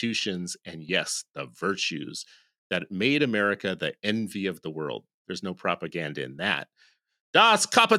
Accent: California, United States; born there; It's my birthplace. It's like where I was born. There. Yeah. It's move like where I was born. Like I am from the People's Republic of California.

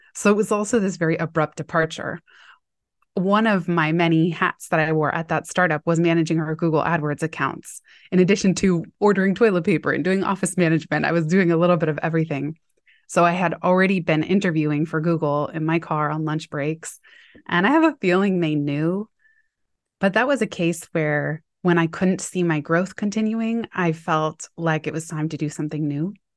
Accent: Palo Alto, California, United States; my hometown where I had gone to middle school, high school in Palo Alto.

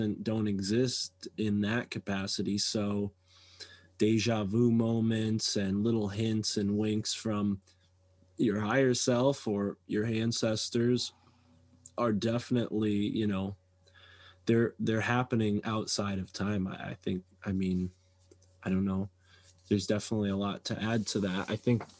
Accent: East Coast, United States; accent: East Coast; my East Coast accent

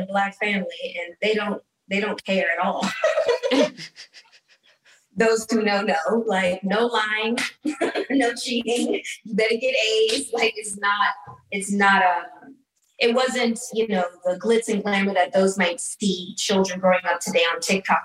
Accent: Los Angeles, California, United States; I grew up in Hancock Park

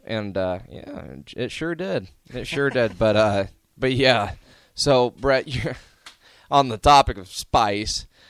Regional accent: Omaha, Nebraska, United States; Born and raised in Omaha.

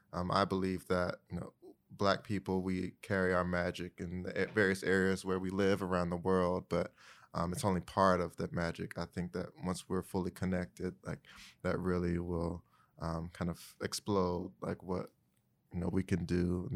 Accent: Greensboro, North Carolina, United States; I am from Greensboro, North Carolina. My dad's from Ghana. Mom's from Eastern North Carolina.

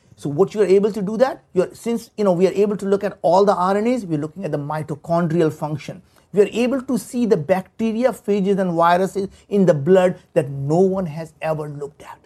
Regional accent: India; moved away as an adult; now in United States; we grew up in India. There were times we didn't have food to eat. We didn't have, you know, we moved from village to village. And I came to the United States 35 years ago

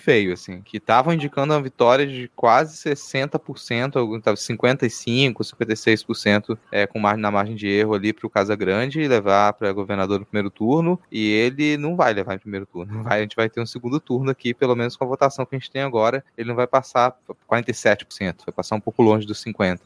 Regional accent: Minas Gerais, Brazil; moved away; eu nasci em Minas, eu passei metade da minha vida lá

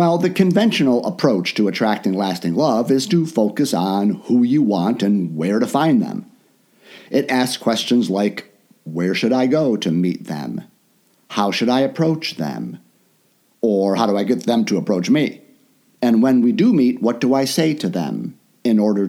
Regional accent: Chicago, Illinois, United States; moved away as an adult; also born or lived in Orlando; I live in my hometown of Chicago now

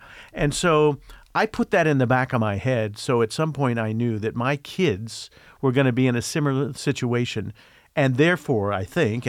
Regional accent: Midwest, United States; But growing up in the Midwest in the 60s

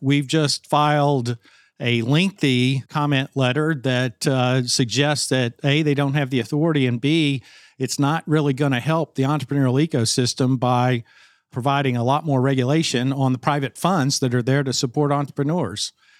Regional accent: Arkansas, United States; my home state of Arkansas's 2nd Congressional District.

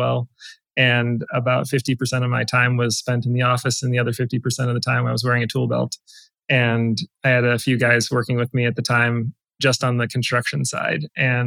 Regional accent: South Central Wisconsin, United States; I grew up in South Central Wisconsin, live there now

